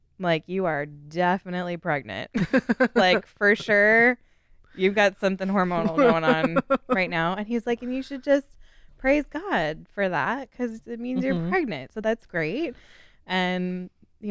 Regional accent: Arizona, United States; I am from Arizona

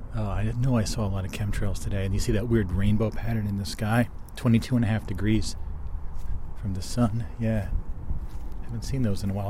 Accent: Martinsville, New Jersey, United States; I grew up in Martinsville

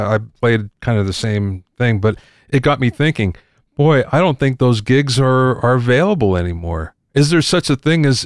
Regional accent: Pennsylvania, United States; I grew up in Pennsylvania, and I'm Polish

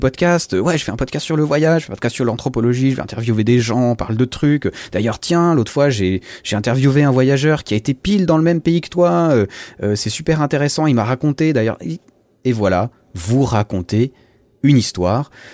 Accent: Switzerland; Je viens de Suisse, euh, tu sais, le pays des montagnes, le pays des banques, le pays du chocolat

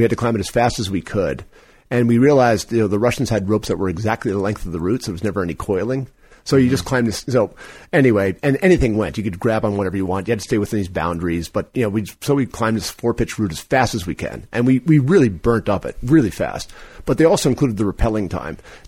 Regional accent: New York, United States; I'm from New York

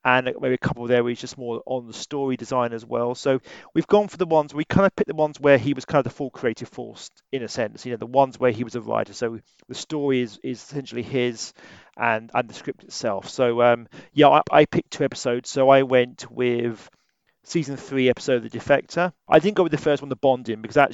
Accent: Wales, United Kingdom; we're both from Wales.

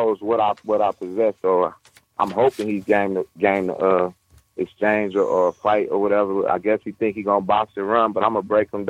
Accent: Detroit, Michigan, United States; I come from the Detroit streets

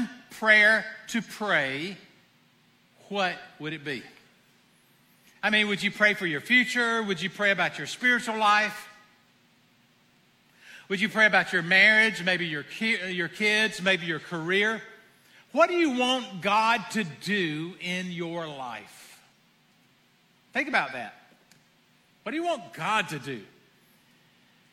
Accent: the South, United States; I am from the South

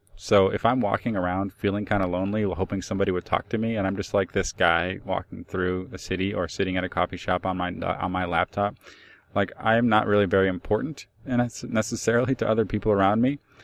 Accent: Cleveland, Ohio, United States; I'm from Cleveland.

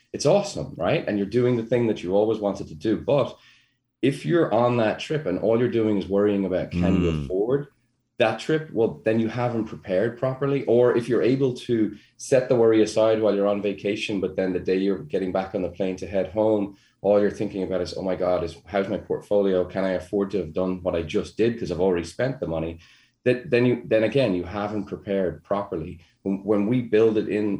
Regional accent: Ireland; being Irish, we worry about everything

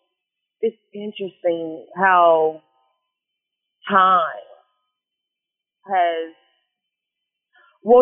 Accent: Indianapolis and Chicago, Midwest, United States; moved away as an adult; now in Houston, United States; I am from Chicago, actually. So, yes, I grew up in Indianapolis and in Chicago. Majority of, like, both, half my life, I guess. Half my life in Indianapolis, half my life in Chicago

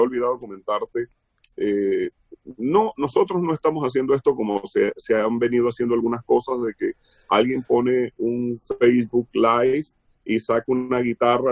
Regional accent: Venezuela; moved away as an adult; now in Los Angeles, United States; Trabajé mucho en estaciones de radio en Venezuela, fui asesor de compañías allá de radio, muy jovencito, ¿no? A los 15, 16. Yo salí de Venezuela como a los 20

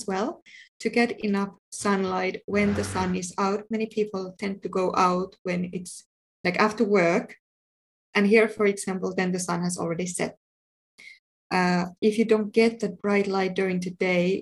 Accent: Finland; moved away; also born or lived in United Kingdom; I'm from Finland

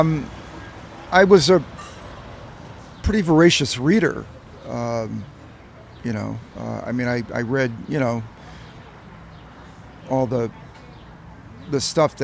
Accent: the South, United States; moved away; I'm from the South originally

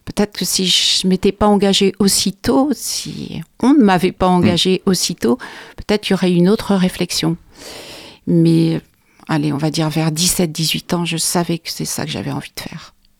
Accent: Charleroi, Wallonia, Belgium; je suis née à Charleroi, en Belgique

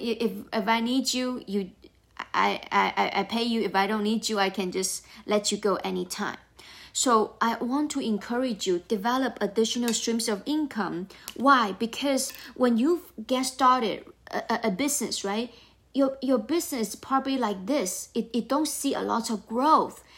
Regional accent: China; moved away as an adult; now in United States; I grew up in China.

